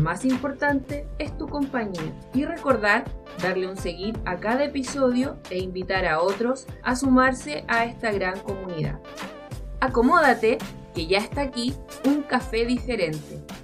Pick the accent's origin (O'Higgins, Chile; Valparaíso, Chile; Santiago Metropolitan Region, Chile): Valparaíso, Chile; soy de Valparaíso